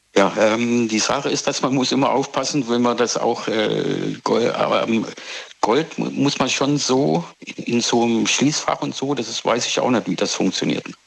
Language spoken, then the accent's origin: German; Pforzheim, Baden-Württemberg, Germany; moved away as an adult; now in South Africa; Ich komme ja aus der Goldstadt Pforzheim eigentlich. Ne? Bin ich Schwabe aufgewachsen.